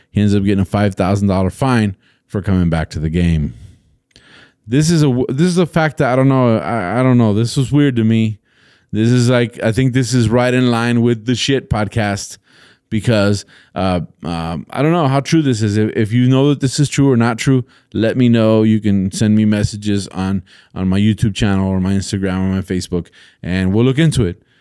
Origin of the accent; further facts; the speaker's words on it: United States; also born or lived in El Paso, Texas; I grew up in the United States, so I watch The Simpsons in English